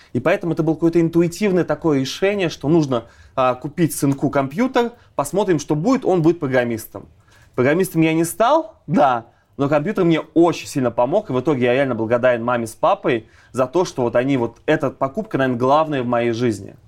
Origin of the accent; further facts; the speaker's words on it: Ulyanovsk, Ulyanovsk Oblast, Russia; moved away; я из Ульяновска как раз